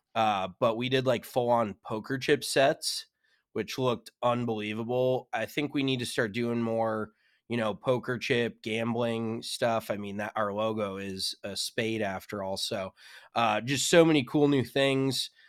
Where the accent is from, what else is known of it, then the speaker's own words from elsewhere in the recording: Colorado, United States; moved away; growing up in Colorado, you're used to seeing mountains and snow